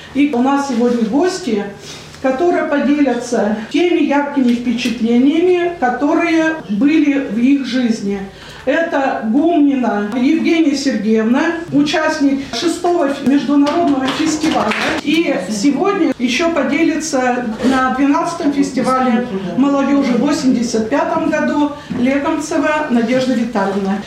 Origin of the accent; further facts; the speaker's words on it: Udmurtia, Russia; наша Удмуртия